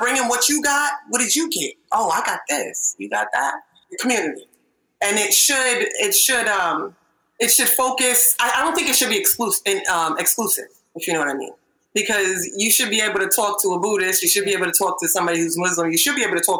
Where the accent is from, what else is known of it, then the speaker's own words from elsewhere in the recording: Nigeria; we're Nigerian